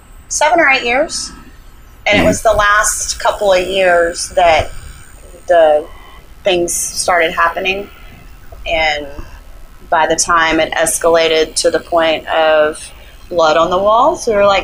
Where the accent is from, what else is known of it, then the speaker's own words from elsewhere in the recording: Little Rock, Arkansas, United States; born there; I was born in Little Rock, Arkansas, at Baptist Hospital, by two teenage parents, and they didn't have much, and never had much growing up, and if anything, really, and we moved a lot